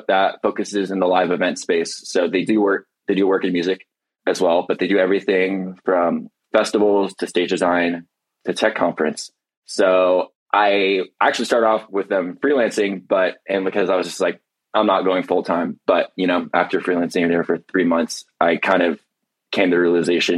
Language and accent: English; Irvine, California, United States; moved away as an adult; also born or lived in Tucson, Arizona; now in Los Angeles, United States; I grew up in Irvine